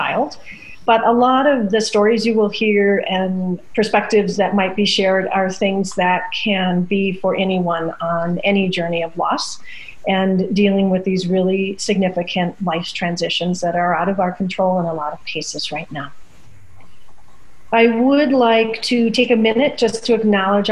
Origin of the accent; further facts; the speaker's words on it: Midwest, United States; Growing up in the Midwest